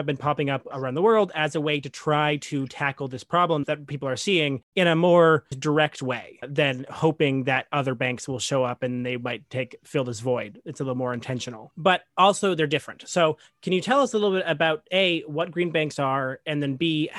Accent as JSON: {"language": "English", "region": "New York", "country": "United States", "said": "including as a New Yorker, Toronto has a similar real estate market"}